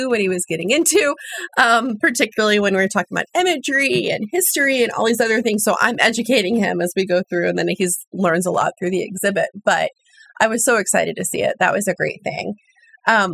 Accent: Colorado, United States; moved away as an adult; also born or lived in Oklahoma / Texas; now in Portugal; when I was six and we moved to Colorado

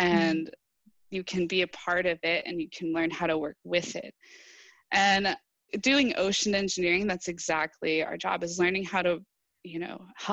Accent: Wichita Falls, Texas, United States; I grew up in Wichita Falls, Texas, and there's no ocean there

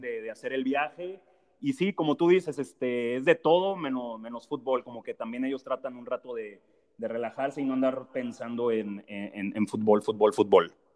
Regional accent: Aguascalientes, Mexico; soy de Aguascalientes

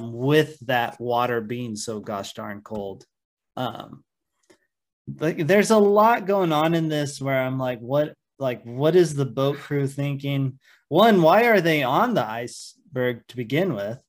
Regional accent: United States; that's my hometown river. I grew up 15 minutes from it. I could ride my bike out to the jetty and see the mouth of the Columbia into the Pacific

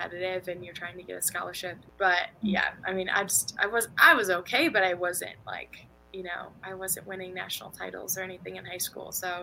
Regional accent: St. Louis, Missouri, United States; moved away as an adult; also born or lived in Tallahassee, Florida; I'm from St. Louis, Missouri

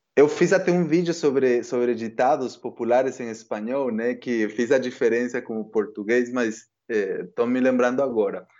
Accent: Guatemala; Portuguese is a second language; moved away as an adult; also born or lived in Guatemala City; now in Brazil; me cresci numa cidade que faz fronteira com o México, né? A ah, família, tá. eu, eu sou da capital da Guatemala

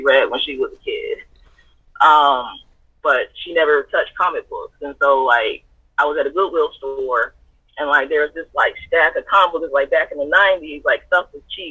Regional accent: Colonial Heights, Virginia, United States; I grew up in Colonial Heights, Virginia.

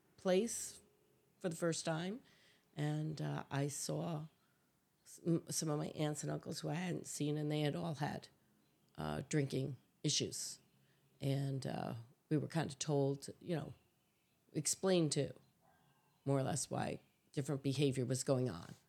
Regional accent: Catskills, New York, United States; I grew up in a little town called Springland, New York

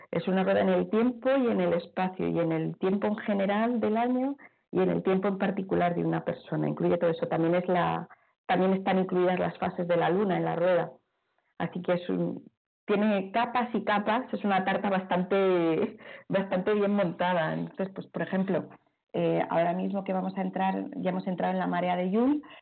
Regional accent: Palma, Balearic Islands, Spain; born there; es por eso que intento regenerar a la diosa de mi tierra, de donde he nacido, para que lo que el lugar donde vivo sea tan sagrado como otros lugares. Ya sé que el otro tiene más glamour, seguro que tiene mucho más glamour eh, ser chamana india. Ya mm, lo siento, pero es que has nacido en Palma de Mallorca.

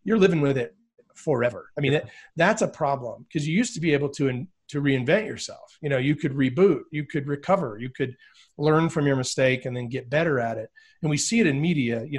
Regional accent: border of West Virginia and Virginia, United States; I was born in West Virginia. So I grew up on the border of West Virginia and Virginia.

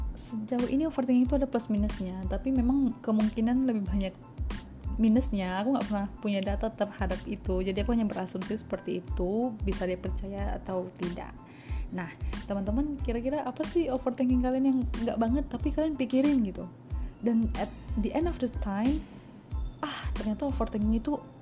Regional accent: Batak, North Sumatra, Indonesia; aku orang Batak

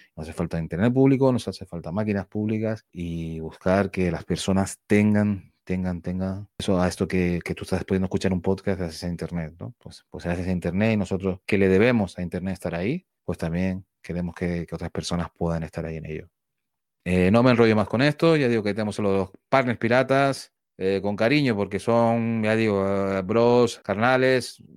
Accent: Spain; somos españoles

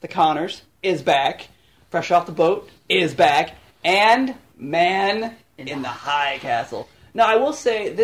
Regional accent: Frederick, Maryland, United States; I'm from there. It's my hometown.

